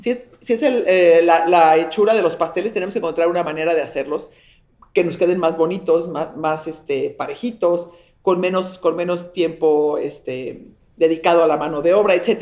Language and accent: Spanish; Mexico; soy mexicana